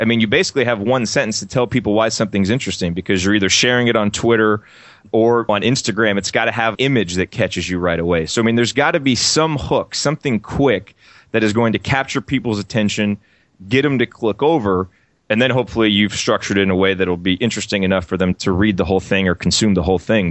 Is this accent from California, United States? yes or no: no; Bloomington, Indiana, United States; I grew up in Indiana and in Bloomington